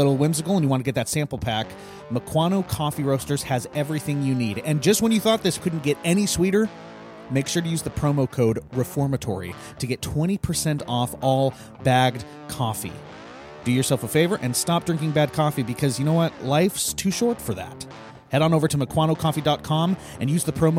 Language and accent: English; Eastern Washington, United States; now in Western Washington, United States; I grew up in Eastern Washington. I grew up with snow every year